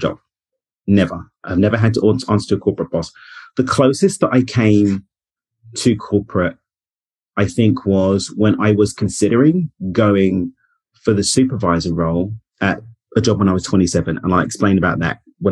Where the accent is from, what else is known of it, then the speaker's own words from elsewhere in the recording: London, United Kingdom; moved away as an adult; now in Cabo San Lucas, Mexico; I'm born and raised in East London in the UK. I now live in Cabo in Mexico